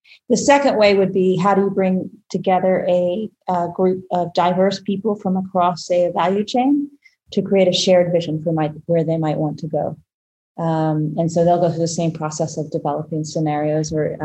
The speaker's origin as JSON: {"language": "English", "country": "United States"}